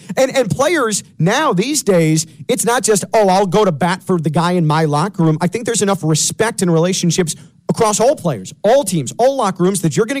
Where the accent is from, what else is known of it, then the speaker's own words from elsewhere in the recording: Chicago, Illinois, United States; growing up in Chicago as a baseball fan, I'm a White Sox fan